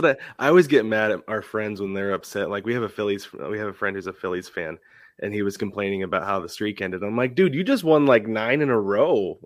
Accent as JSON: {"language": "English", "town": "Portland", "region": "Oregon", "country": "United States", "moved": "yes", "lives_now": "Arizona, United States", "said": "I'm from Portland originally. Right now, I live in Arizona"}